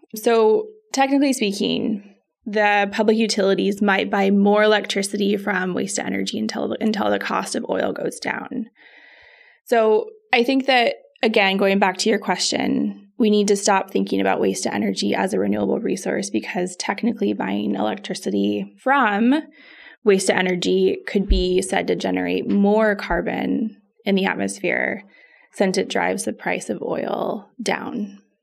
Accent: Spokane, Washington, United States; moved away; I am from Spokane

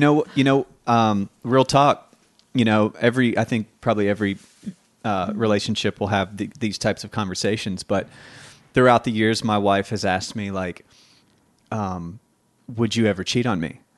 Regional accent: Tennessee, United States; I'm from Tennessee

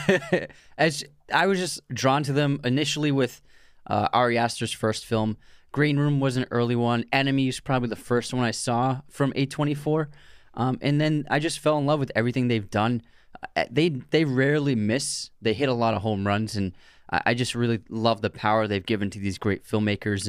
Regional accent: Massachusetts, United States; we grew up in Massachusetts

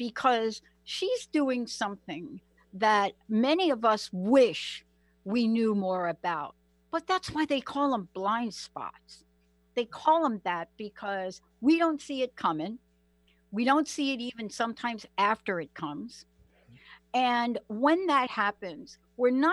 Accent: New York City, New York, United States; I'm from New York. I grew up in New York, born and raised in the Bronx

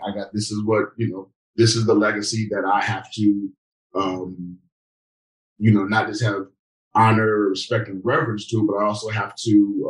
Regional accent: New York, United States; growing up in New York where people don't care who you are.

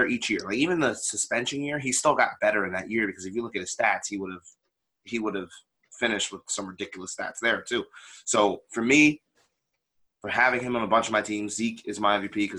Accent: central New Jersey, United States; I'm from New Jersey, like central New Jersey.

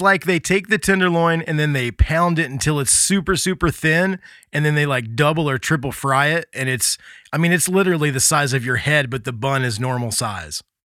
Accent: Midwest, United States; moved away; also born or lived in Gulf Shores, Alabama / New Orleans; growing up in the Midwest

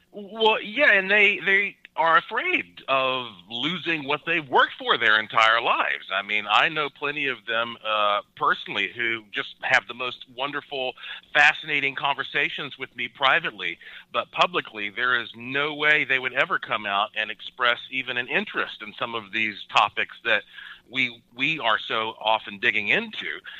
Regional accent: Asheville, North Carolina, United States; I was born and raised in Asheville, North Carolina, the heart of the oldest mountains in North America.

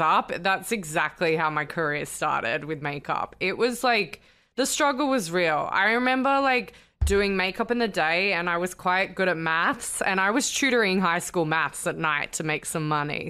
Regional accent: Sydney, New South Wales, Australia; moved away as an adult; also born or lived in London; now in United States; So I'm Australian and I'm originally from Sydney

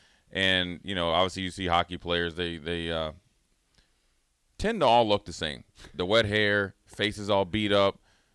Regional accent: Minneapolis, Minnesota, United States; when I grew up in Minneapolis

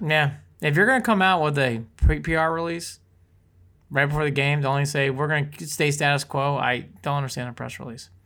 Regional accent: Columbus, Ohio, United States; moved away as an adult; also born or lived in North Olmsted, Ohio / Toledo, Ohio; now in Cheshire, Connecticut, United States; I was born in North Olmsted. I moved my latter years in Columbus, Ohio. So I did my high school years

